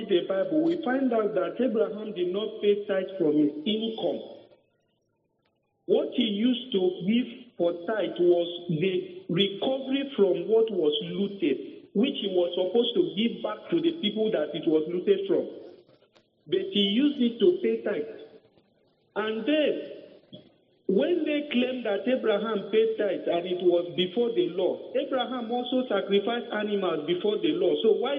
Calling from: Calabar, Cross River, Nigeria; I'm calling from Calabar.

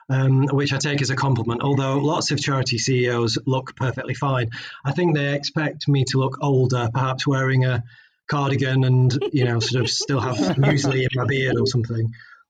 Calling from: Nottingham, East Midlands, United Kingdom; I'm based in the Midlands, and I haven't left the Midlands for about 6 months now. So I'm in the fine city of Nottingham.

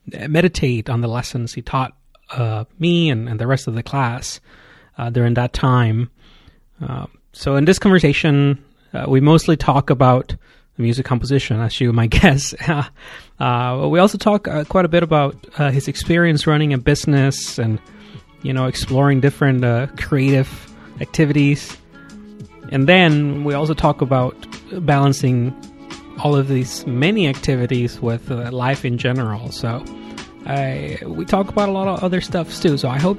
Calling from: Wisconsin, United States; also born or lived in Fort Worth; Yeah, so we are in Wisconsin.

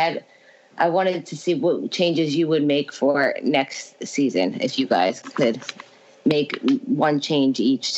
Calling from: Philadelphia, Pennsylvania, United States; calling from Philly.

